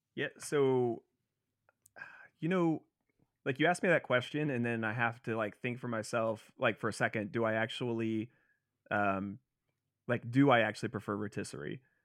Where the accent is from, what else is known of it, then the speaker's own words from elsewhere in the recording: Cincinnati, Ohio, United States; I'm from Cincinnati